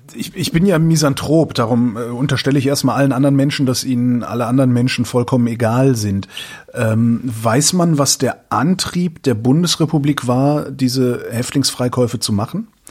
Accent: West Germany, Germany; ich bin aus dem Westen, meine Frau ist aus dem Osten

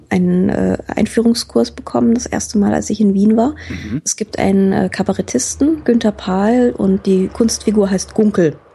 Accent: Frankfurt, Hesse, Germany; Also als, als Frankfurter geht es irgendwie noch, weil wir einen recht ähnlichen Humor haben

